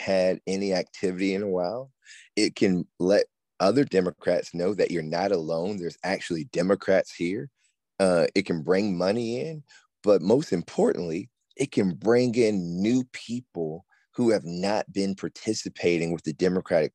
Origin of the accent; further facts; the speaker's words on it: Aiken, South Carolina, United States; in my hometown of Aiken